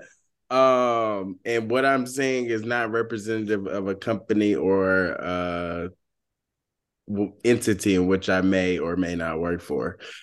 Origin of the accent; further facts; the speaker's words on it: Georgia, United States; moved away as an adult; also born or lived in Washington, D.C.; I'm from Georgia